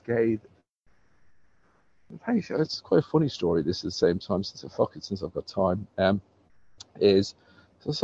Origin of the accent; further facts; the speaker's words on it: Dublin, Leinster, Ireland; moved away; born and bred in Dublin, born in 1970, 6th of June, D-Day. Brought up in a fairly nice family, rough area of Dublin